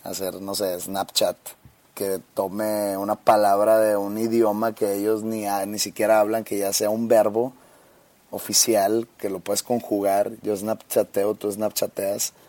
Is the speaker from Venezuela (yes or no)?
no; Monterrey, Nuevo León, Mexico; aquí no decimos primo